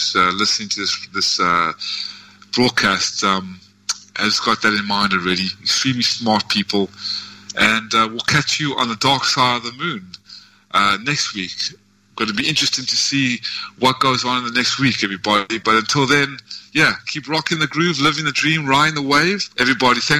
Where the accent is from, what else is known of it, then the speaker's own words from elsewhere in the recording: South Africa; also born or lived in United States; now in Vietnam; I am in Vietnam and I come from South Africa